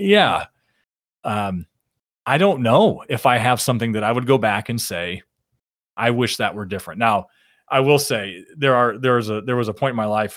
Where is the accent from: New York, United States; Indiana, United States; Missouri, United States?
Indiana, United States; Shipshewana; I'm a I'm a small town country boy from northern Indiana